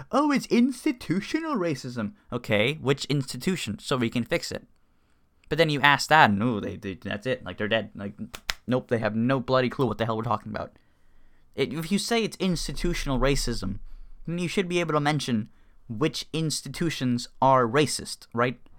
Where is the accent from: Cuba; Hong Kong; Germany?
Cuba; moved away; I was born in Cuba, so I'm, you know, I'm Hispanic, and both my parents are Cuban